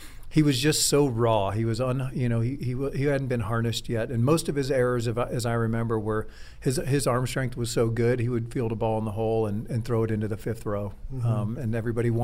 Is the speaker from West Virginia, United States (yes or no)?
no; Cleveland, Ohio, United States; I grew up in Cleveland, Ohio